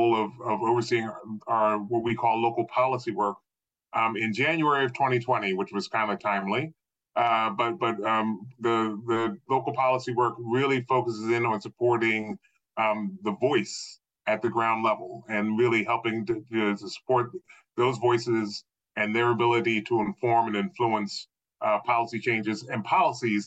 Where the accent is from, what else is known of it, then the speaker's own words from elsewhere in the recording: Philadelphia, United States; moved away as an adult; now in Baltimore, United States; I grew up just outside of Philadelphia on both sides of the Delaware River.